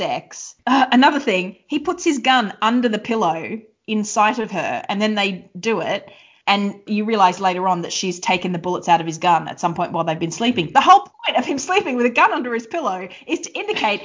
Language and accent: English; Queensland, Australia; I'm from Queensland